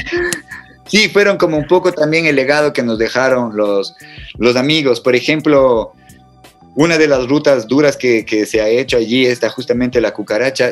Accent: Cuenca, Azuay, Ecuador; moved away; soy de Cuenca, nací en Cuenca y viví gran parte de mi vida allá.

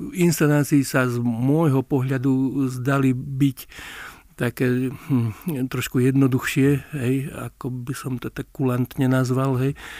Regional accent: Lučenec, Banská Bystrica Region, Slovakia; moved away; Ja pochádzam z Lučenca

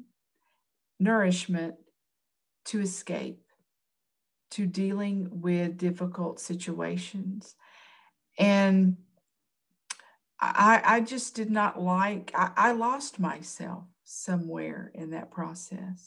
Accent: Tennessee, United States; I'm from Tennessee

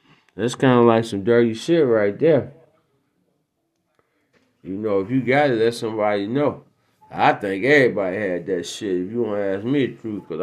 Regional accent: Detroit, Michigan, United States; my hometown, Detroit

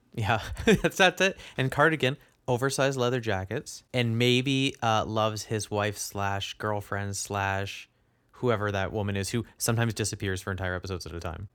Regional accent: Canada; being a Canadian

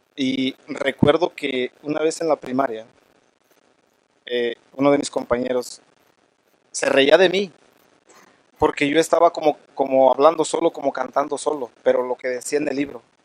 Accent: Michoacán, Mexico; now in Denver, United States; soy eh, de Michoacán, México. Venimos de una cultura eh, purépecha

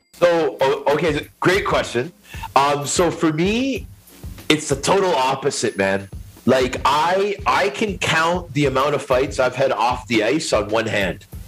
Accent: Toronto, Ontario, Canada; I grew up in Scarborough, which is a suburb of Toronto. It's in the East End.

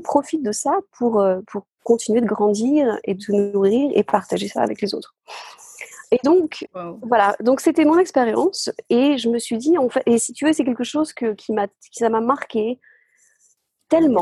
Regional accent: the Somme, Hauts-de-France, France; now in Glasgow, United Kingdom; je suis née dans, la Somme, dans le nord de la France. Je suis dans une ferme, en fait, euh, au bord de la mer.

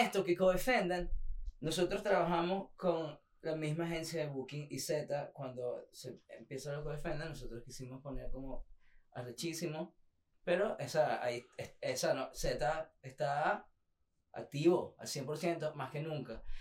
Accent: Venezuela; moved away; Como venezolano que ha pasado todas estas cosas, todo este tiempo y lo que nosotros hemos visto desde acá.

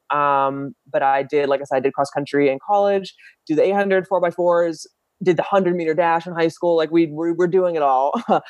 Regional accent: Homer City, Pennsylvania, United States; moved away as an adult; now in Philadelphia, United States; I am 26. I'm from Homer City, Pennsylvania, which is like an hour-ish outside of Pittsburgh. So Western Pennsylvania. My parents still live there.

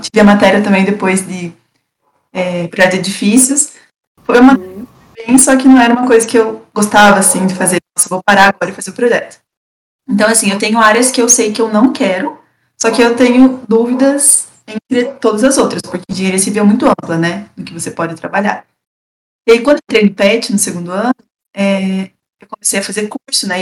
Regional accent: Castro, Paraná, Brazil; also born or lived in Ponta Grossa; Eu sou de Castro, é, interior do Paraná, é, no sul do Paraná, mais perto de Curitiba.

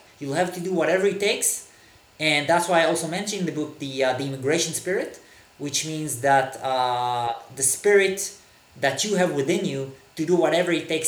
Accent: Israel; first language Hebrew; English is a second language; moved away as an adult; now in Berlin, Germany; I'm originally from Israel, from the Middle East, actually. I grew up in the 1980s in Israel

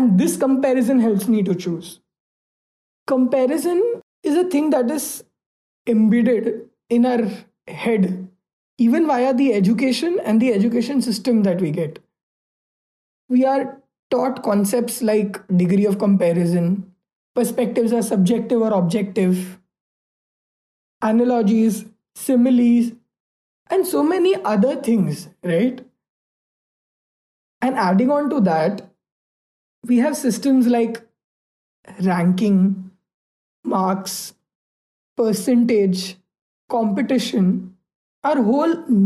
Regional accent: India; being an Indian

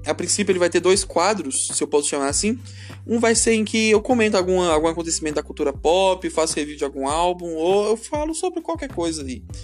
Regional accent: Brasília, Federal District, Brazil; Eu sou de Brasília, Distrito Federal, Brasil, América do Sul, Hemisfério Sul, essas coisas aí.

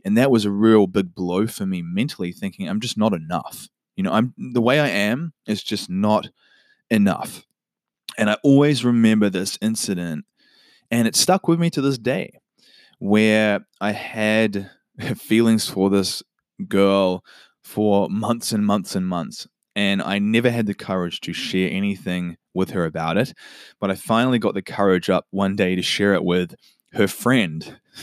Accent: Auckland, New Zealand; also born or lived in Whanganui, New Zealand; I was born in Wanganui, and at a young age, my family moved up to Auckland in New Zealand

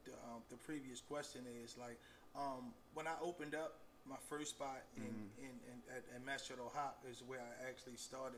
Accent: Baltimore, Maryland, United States; So I'm originally from East Baltimore, born in John Hopkins, you know, grew up in Somerset Projects. And I think in like in 1980, I moved to West Baltimore over near Drew Hill Avenue, Sandtown area.

